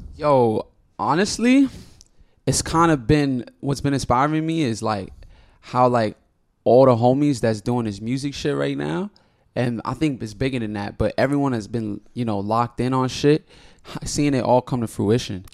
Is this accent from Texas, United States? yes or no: no; New York City, New York, United States; I'm from Washington Heights, the biggest heights ever known to man